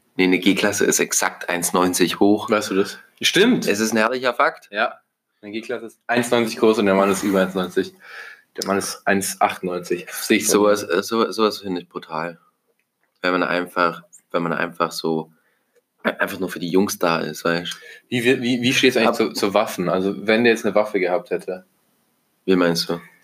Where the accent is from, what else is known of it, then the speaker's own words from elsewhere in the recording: Germany; als Deutscher